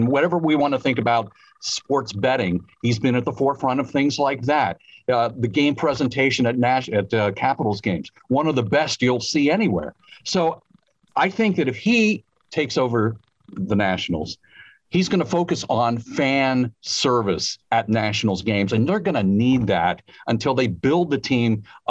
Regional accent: near Pittsburgh, Western Pennsylvania, United States; moved away; Yeah, I'm from Western PA near Pittsburgh, yeah.

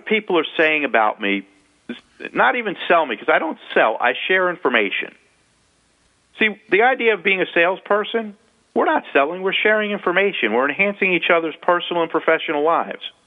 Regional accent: United States; accent: a little New Yorkish and South Florida mixed together; also born or lived in South Florida; my accent being a little New Yorkish and uh, South Florida mixed together

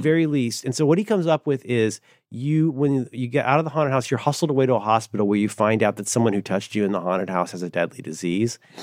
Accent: Ohio, United States; I'm from Ohio.

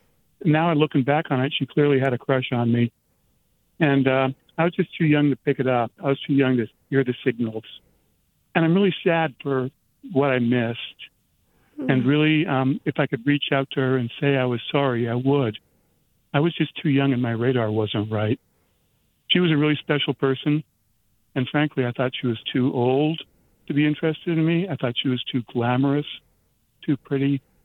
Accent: Portland, United States; now in San Francisco, United States; I'm in San Francisco. I grew up in Portland.

